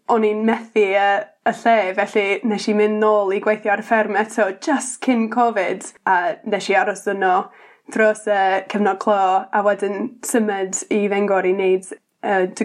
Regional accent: Indiana, United States; Welsh is a second language; moved away as an adult; now in Pentraeth, United Kingdom; nes i tyfu fan ni yn Indiana, yn y, wel, canol um

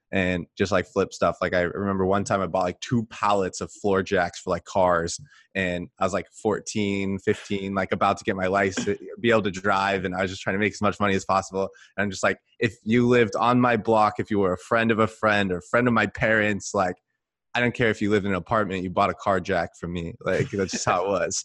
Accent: California, United States; moved away as an adult; also born or lived in Texas; I'm from California, but when I got out of the Army, I lived in Texas for a while

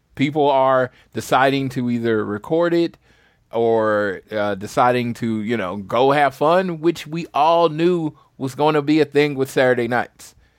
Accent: St. Louis, Missouri, United States; moved away; I'm from Missouri. I don't have to go all the way for the where I'm from, Saint Louis.

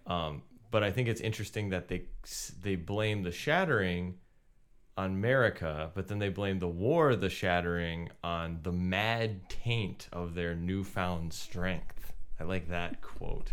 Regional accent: United States; as an American raised in a Christian household

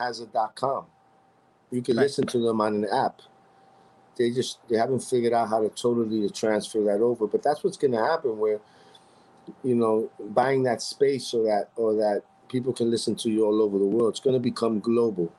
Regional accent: New York City, New York, United States; I was born in Roosevelt Hospital, and I was born and raised in the Heights my whole life

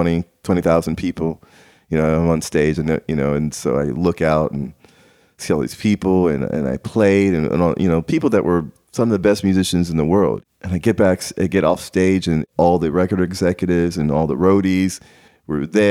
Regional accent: Nashville, Tennessee, United States; also born or lived in Maryland; growing up in Nashville

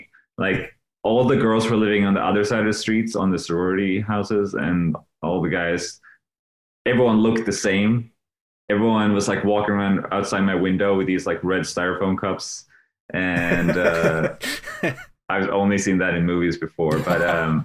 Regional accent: Sweden; moved away as an adult; I'm from Sweden

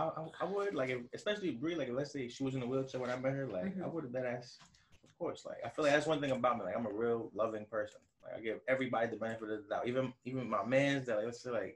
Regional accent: New York City, New York, United States; I'm from Harlem.

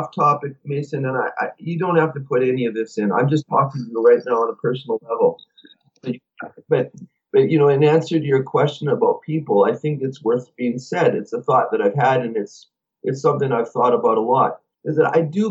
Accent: Canada; we're from Canada.

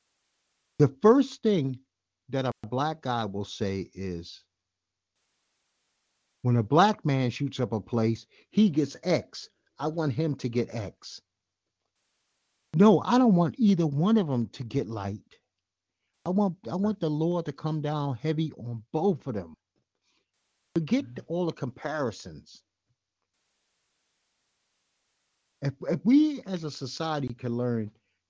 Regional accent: New York City, New York, United States; I grew up in Bed-Stuy when it was Bed-Stuy, not this new Bed-Stuy

